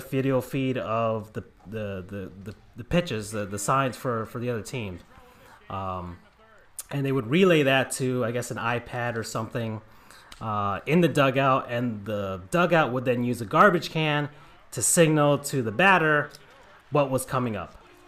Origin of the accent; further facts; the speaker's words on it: West Palm Beach, Florida, United States; I'm from West Palm Beach, Florida